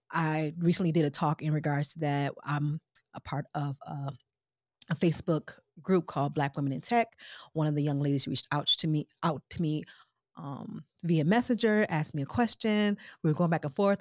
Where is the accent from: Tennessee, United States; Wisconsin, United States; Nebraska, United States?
Wisconsin, United States; Milwaukee; also born or lived in Chicago / Missouri / Detroit; I'm originally from Milwaukee, Wisconsin. I'm kinda Midwest girl, Chicago, Mo, Detroit, Milwaukee most of my life